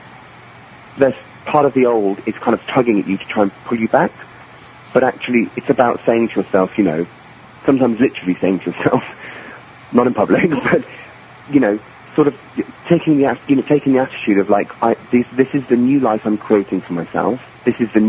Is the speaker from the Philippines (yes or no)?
no; England, United Kingdom; I'm English and I grew up in England